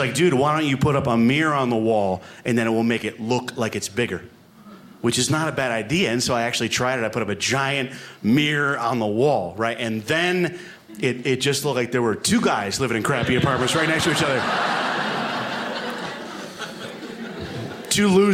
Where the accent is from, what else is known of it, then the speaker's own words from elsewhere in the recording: New York, United States; moved away as an adult; now in Alaska, United States; So I live in Alaska now, but I am from New York originally